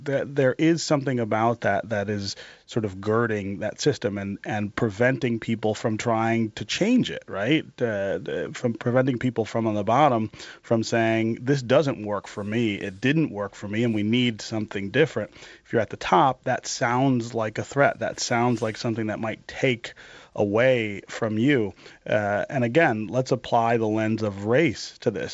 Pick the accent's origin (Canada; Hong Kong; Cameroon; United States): United States; Detroit, Michigan; also born or lived in eastern Kentucky; I've, I've, been working on a project in the neighborhood where I was born here in Detroit on the west side